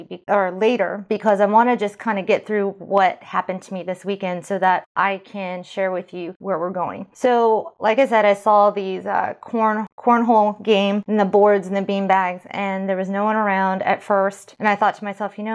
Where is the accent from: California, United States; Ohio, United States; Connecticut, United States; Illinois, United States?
California, United States; moved away; I'm from California